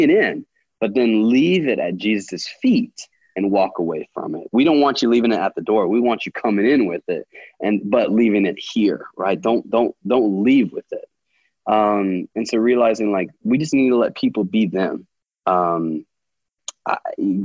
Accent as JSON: {"language": "English", "country": "United States", "tie": "born or raised there", "said": "a white male growing up in America"}